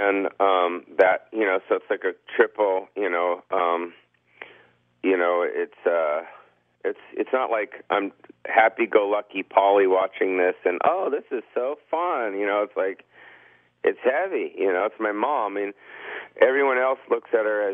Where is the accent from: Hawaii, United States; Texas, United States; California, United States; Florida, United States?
California, United States; Beverly Hills; I was born and raised in California my whole life